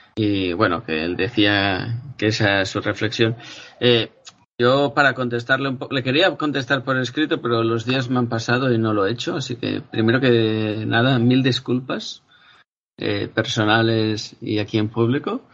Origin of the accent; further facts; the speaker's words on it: Spain; mi país, que, tenemos el IGN, ¿no? Aquí en España